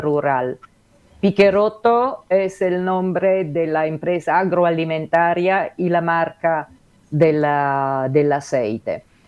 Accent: Genoa, Liguria, Italy; Spanish is a second language; moved away as an adult; now in Uruguay; yo soy de Génova

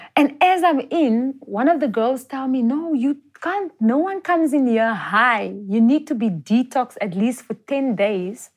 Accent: Johannesburg, Gauteng, South Africa; I'm actually from Jo'burg

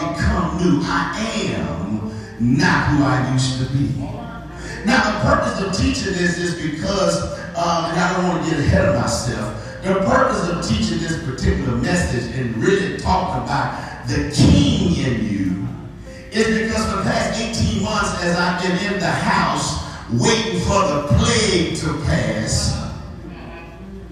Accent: Texas, United States; I am from Texas

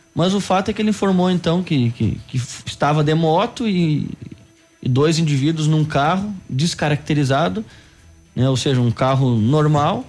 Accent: Rio Pardo, Rio Grande do Sul, Brazil; moved away as an adult; now in Pato Branco, Brazil; Eu sou natural do Rio Grande do Sul, eh, mais precisamente de Rio Pardo

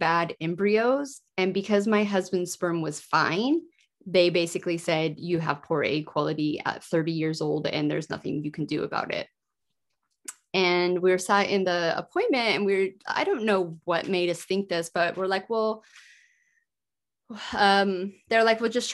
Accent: United States; moved away as an adult; also born or lived in Yorkshire, United Kingdom; I am American, but I lived in the UK for 14 years.

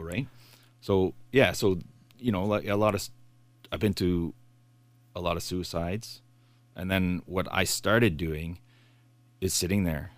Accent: Bay Shore, United States; I grew up in Bayshore

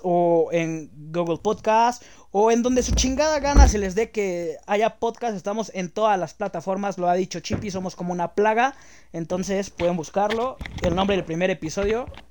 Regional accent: Mexico City, Mexico; also born or lived in Jardín Balbuena, Mexico City; crecí en Aragón, güey. Aragón, es una zona marginal, güey, está al ladito de Catepec

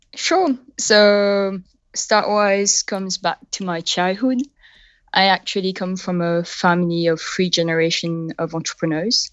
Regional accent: Mauritius; accent: a bit of a French and a bit of British; first language French; English is a second language; moved away as an adult; also born or lived in United Kingdom; now in San Mateo, United States; I was born in Mauritius on the southeast coast of Africa.

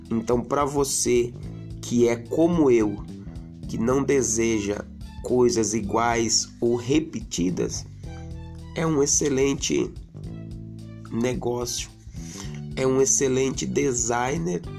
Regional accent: Leme, São Paulo, Brazil; also born or lived in Brasília; Eu residia em Brasília, morava em Brasília, sou daqui de Leme, mas atualmente estava morando em Brasília, Distrito Federal, na cidade de Santa Maria, 20 minutos de Brasília.

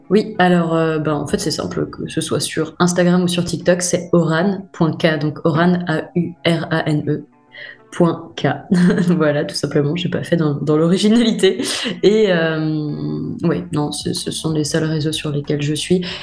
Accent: France; je suis française, hein. je suis née sur le sol français, euh, euh, enfin, j'ai la culture, la langue

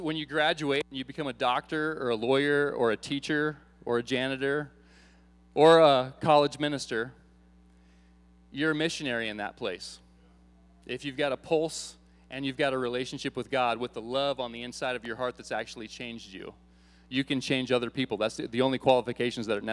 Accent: Iowa, United States; moved away; I grew up in Iowa.

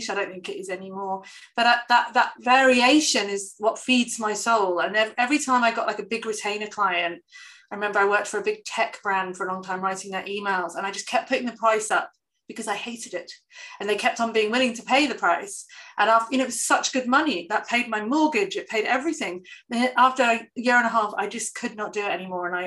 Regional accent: England, United Kingdom; but obviously I'm English, I don't know who any of them are

